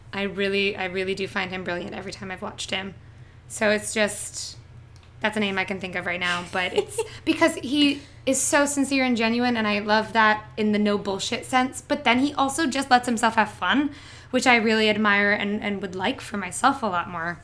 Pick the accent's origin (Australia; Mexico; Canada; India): Canada; southern Ontario; moved away as an adult; also born or lived in Toronto; now in New York, United States; I am from a small city in southern Ontario. So I am Canadian